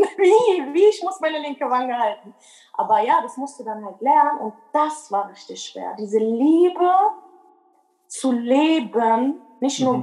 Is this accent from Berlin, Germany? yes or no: yes; Berlin, Germany; moved away as an adult; now in North Rhine-Westphalia, Germany; ich bin eigentlich Berlinerin. Ich lebe aber in NRW seit ungefähr fünf Jahren.